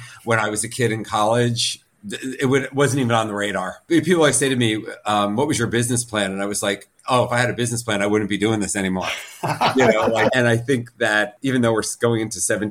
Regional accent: New Jersey, United States; moved away; I'm a Jew from Jersey

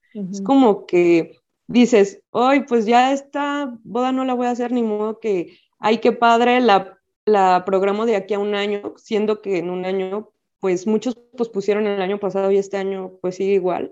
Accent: Guadalajara, Jalisco, Mexico; soy médico especialista y soy de Guadalajara

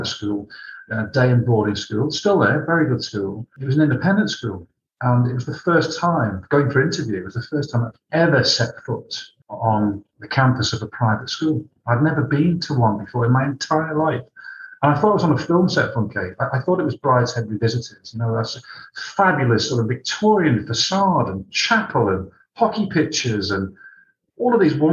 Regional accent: Malta; I was born in Malta.

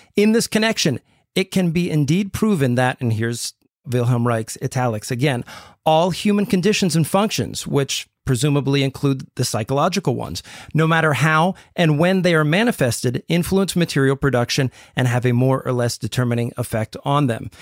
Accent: United States; I'm speaking as an American here

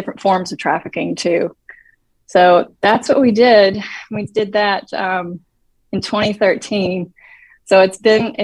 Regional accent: Tennessee, United States; moved away as an adult; now in Dallas, United States; I'm from Tennessee, and I grew up in a very safe environment

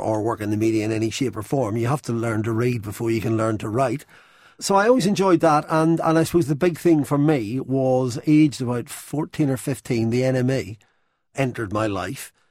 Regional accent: Belfast, Northern Ireland, United Kingdom; moved away as an adult; also born or lived in London; I grew up in Belfast

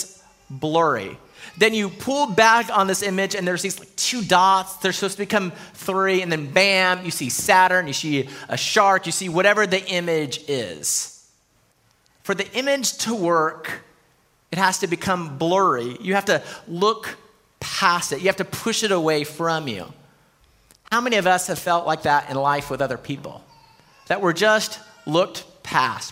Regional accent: El Paso, Texas, United States; now in Round Rock, United States; growing up in El Paso

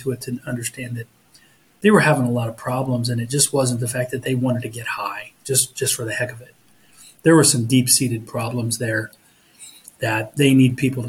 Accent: Southern Ohio, United States; I grew up in Southern Ohio

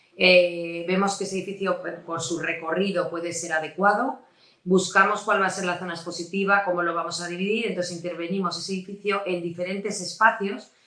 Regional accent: Avilés, Asturias, Spain; moved away as an adult; also born or lived in Madrid / Oviedo; nací en Avilés, lo que pasa es que, o sea, soy de padre asturiano, pero de madre madrileña.

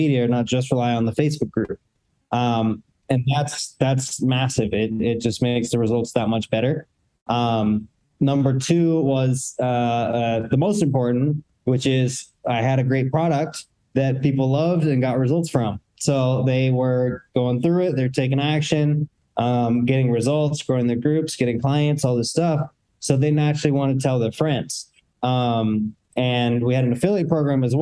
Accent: Seattle, Washington, United States; my hometown, Seattle

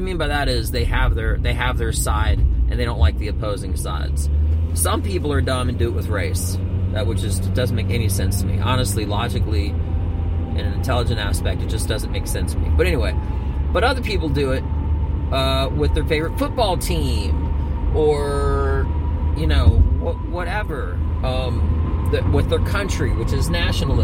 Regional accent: Northeast, United States; I'm from the Northeast

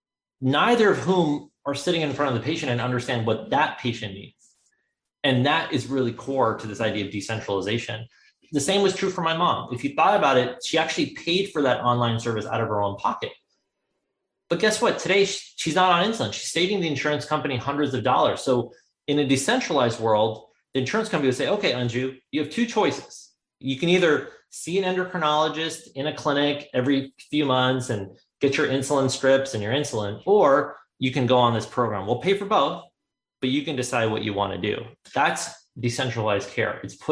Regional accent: India; because of the fact that we come from India and we eat an Indian vegetarian diet.

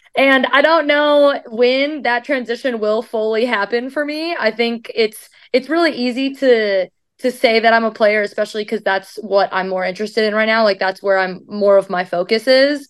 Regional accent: Iowa, United States; moved away as an adult; now in Louisville, United States; Iowa is my hometown

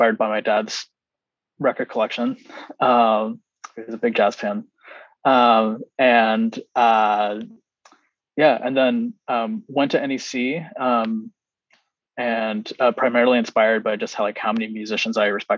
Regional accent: South Carolina, United States; moved away; also born or lived in Boston / Chicago; I grew up in South Carolina

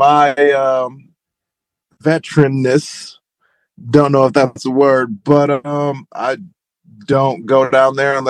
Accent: Cleveland, Ohio, United States; Well, growing up in Ohio is probably what you think it is until you get to Cleveland.

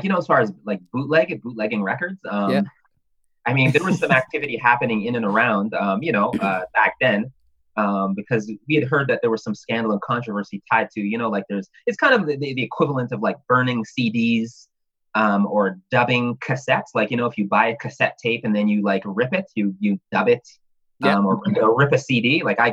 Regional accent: Toronto, Ontario, Canada; I was born in Toronto. But, you know, strong Jamaican household

